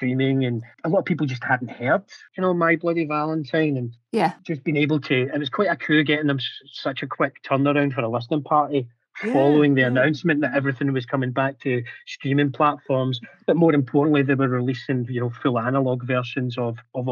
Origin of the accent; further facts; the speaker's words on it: Scotland, United Kingdom; being Scottish